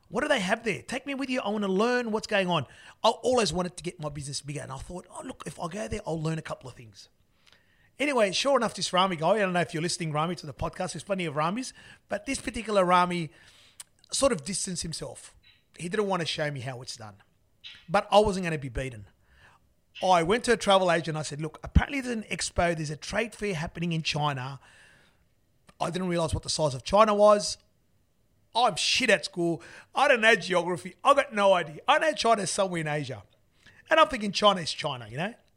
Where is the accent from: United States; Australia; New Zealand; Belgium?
Australia; I'm Australian